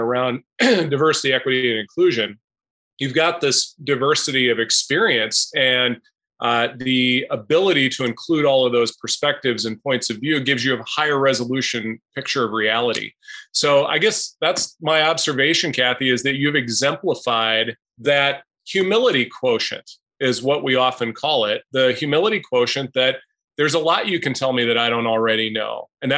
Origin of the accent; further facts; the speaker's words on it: Chautauqua, Wisconsin, United States; we come from Chautauqua, Wisconsin, which is where Derek and I grew up between Rice Lake and Eau Claire